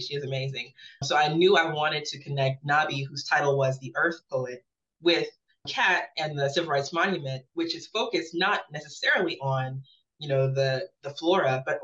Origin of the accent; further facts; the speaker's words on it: Birmingham, Alabama, United States; I'm born and raised in Birmingham.